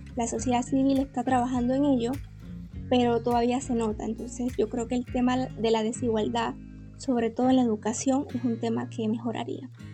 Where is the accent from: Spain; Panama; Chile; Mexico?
Panama; Las Tablas, Los Santos; soy panameña